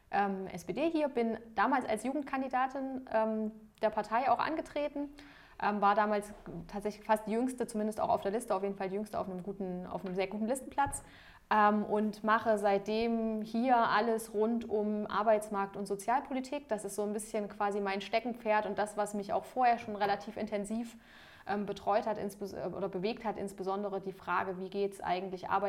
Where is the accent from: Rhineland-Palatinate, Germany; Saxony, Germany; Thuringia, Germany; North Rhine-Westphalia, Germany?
Thuringia, Germany; Jena; ich bin selber ähm, in Jena geboren und auch aufgewachsen